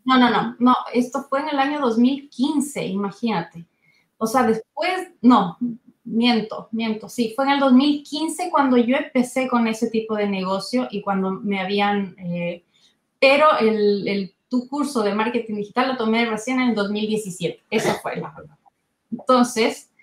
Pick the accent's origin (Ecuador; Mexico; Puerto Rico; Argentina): Ecuador; moved away as an adult; now in Santiago, Chile; yo soy ecuatoriana de nacimiento